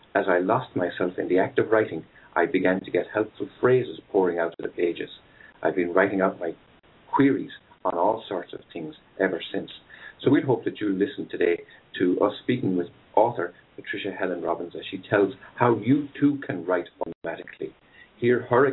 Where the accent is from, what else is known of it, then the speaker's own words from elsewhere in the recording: Ireland; also born or lived in West coast of the United States; now in United States; I'm Irish